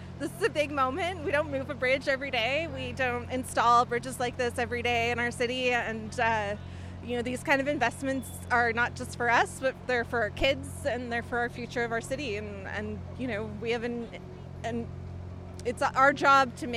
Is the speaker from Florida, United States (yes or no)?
no; Portland, Oregon, United States; I grew up in Portland